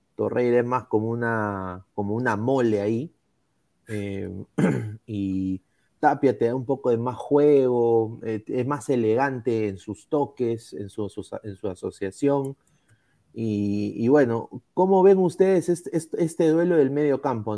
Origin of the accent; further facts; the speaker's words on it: Peru; Todos somos peruanos